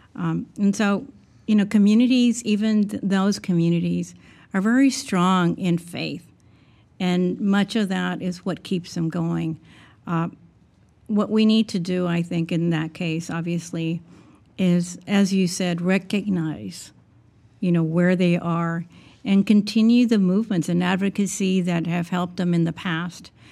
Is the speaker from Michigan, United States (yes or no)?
no; South Texas, United States; I'm from South Texas, and 95% of the individuals in my two areas that I live in are Hispanic